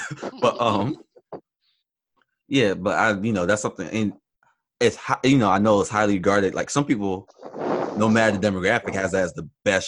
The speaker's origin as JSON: {"language": "English", "area": "Philadelphia suburbs", "region": "Pennsylvania", "country": "United States", "said": "we're from the Philadelphia suburbs."}